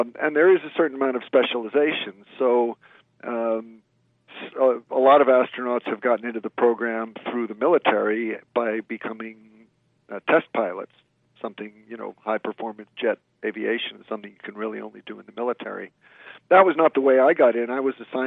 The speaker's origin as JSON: {"language": "English", "region": "the New York area", "country": "United States", "tie": "born or raised there", "said": "I grew up in the New York area"}